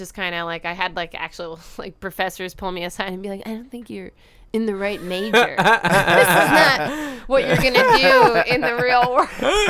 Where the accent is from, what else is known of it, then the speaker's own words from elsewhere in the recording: New Jersey, United States; moved away as an adult; also born or lived in Virginia; now in San Diego, United States; I grew up in Jersey.